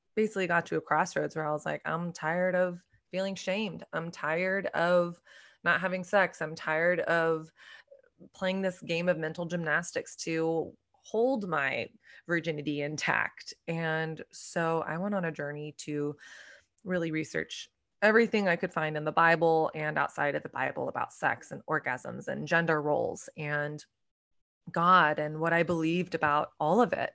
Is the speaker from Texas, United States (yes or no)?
yes; Dallas, Texas, United States; moved away as an adult; now in New York City, United States; I grew up in Dallas, Texas.